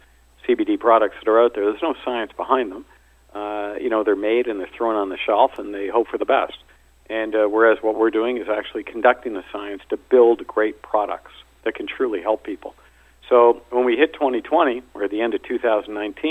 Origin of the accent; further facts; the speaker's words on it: Toronto, Ontario, Canada; moved away as an adult; also born or lived in Cape Town / London; now in South Africa; I'm originally from Toronto, born there, went to school there